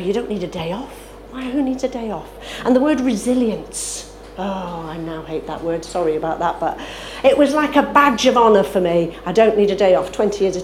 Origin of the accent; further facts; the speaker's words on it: Isle of Man; I was brought up in the Isle of Man in a brethren family